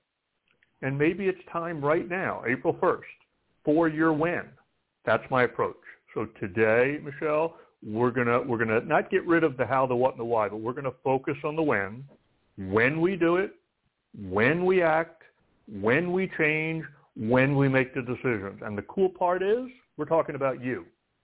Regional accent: East Coast, United States; I'm from the East Coast

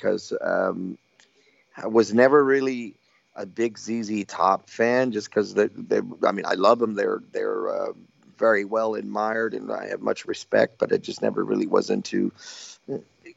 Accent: Texas, United States; born or raised there

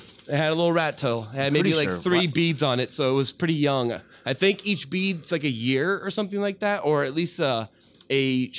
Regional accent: Silicon Valley, California, United States; I grew up in Silicon Valley

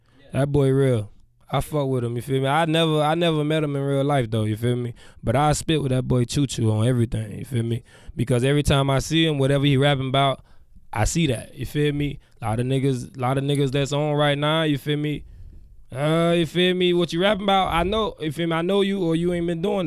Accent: United States; I'm from Lauderdale

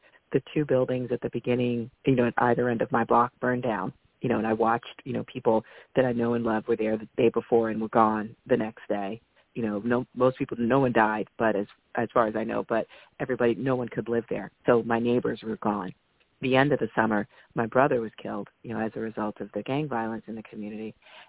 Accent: Bronx, New York, United States; So I grew up in the 70s and the 80s, and so it was in the early part, it was absolutely the poster child for urban blight.

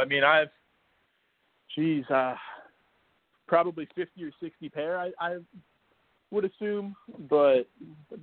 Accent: New Jersey, United States; I'm actually from New Jersey

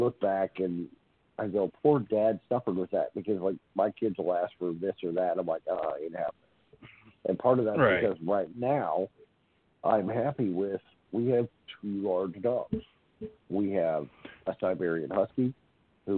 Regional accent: Boston, Massachusetts, United States; accent: nasally Boston; I'm from Boston

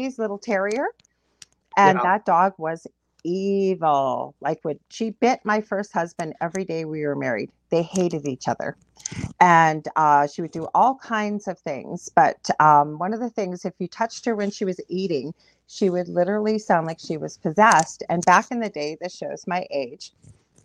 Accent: Canada; I'm a Canadian clairvoyant medium

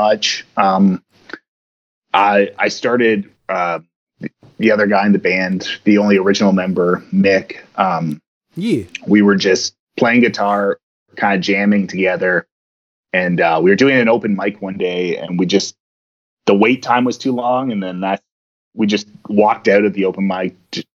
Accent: Kingston, Ontario, Canada; now in Toronto, Canada; I grew up in Kingston, which is like a 3-hour drive from Toronto.

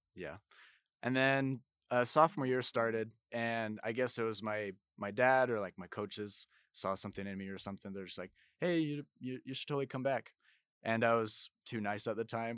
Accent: Orem, Utah, United States; also born or lived in Blanding, Utah; I'm from Orem, Utah

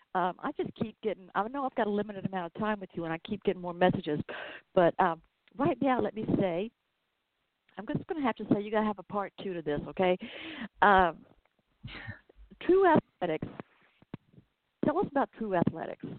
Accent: Georgia, United States; accent: southern; here in Georgia, where I am

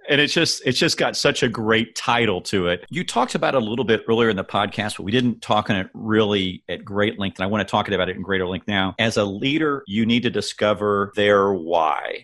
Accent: Kansas City, Missouri, United States; I'm from Kansas City

